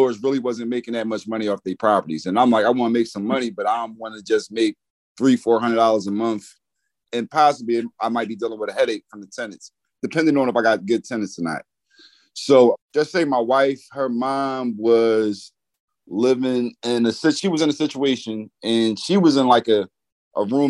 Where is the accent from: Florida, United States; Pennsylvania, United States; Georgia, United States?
Pennsylvania, United States; Philadelphia; I'm from Philadelphia, Pennsylvania.